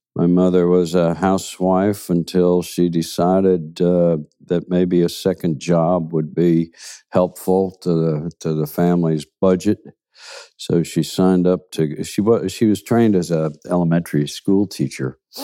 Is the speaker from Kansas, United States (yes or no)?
yes; Kansas City, Kansas, United States; also born or lived in Seattle / Hackensack, New Jersey; those were my formative years, really, living in Kansas, uh, Kansas City on the Kansas side. And it was, I had a good upbringing in Kansas.